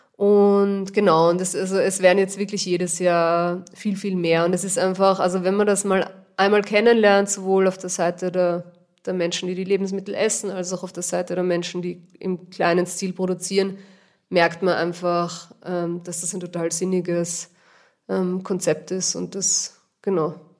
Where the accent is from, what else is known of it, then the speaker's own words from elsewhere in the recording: Vienna, Austria; moved away as an adult; now in Almtal, Austria; Wie man vielleicht hört, bin ich nicht ursprünglich aus Oberösterreich. Ich komme aus Wien eigentlich.